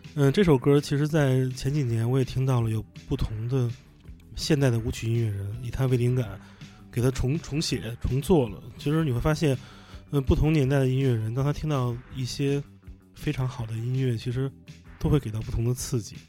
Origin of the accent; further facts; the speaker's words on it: Beijing, China; 我们俩北京人